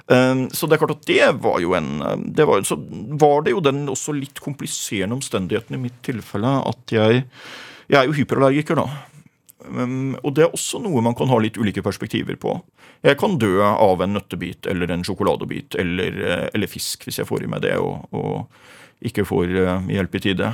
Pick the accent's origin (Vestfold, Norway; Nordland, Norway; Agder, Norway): Nordland, Norway; Rødøy; now in Gjøvik, Norway; jeg vokste opp i Rødøy i Nordland